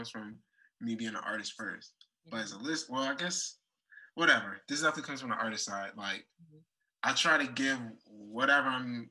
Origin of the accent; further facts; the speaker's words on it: Washington, District of Columbia, United States; moved away; also born or lived in Chicago; Southeast DC is where I hail from